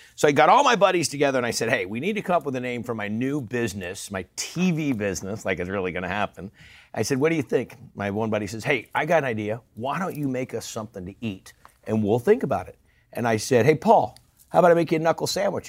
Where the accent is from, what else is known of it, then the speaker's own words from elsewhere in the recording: Northern California, United States; I'm a guy from Northern California